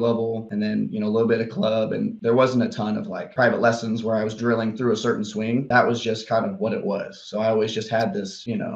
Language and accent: English; Kansas City, United States; moved away; also born or lived in Texas; I grew up in Kansas City